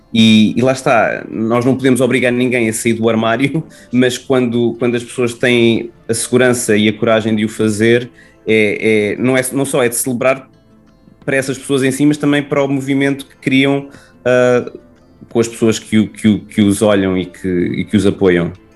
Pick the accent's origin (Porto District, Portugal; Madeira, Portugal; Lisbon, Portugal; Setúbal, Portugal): Lisbon, Portugal; eu nasci na Graça, portanto é mesmo tipo nasci no bairro de, de Lisboa, num bairro típico de Lisboa